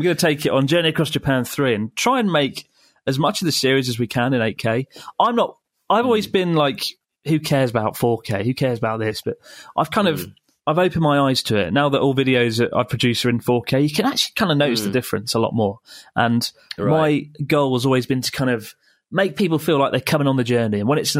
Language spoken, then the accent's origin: English; Canada; All right, … … from Canada.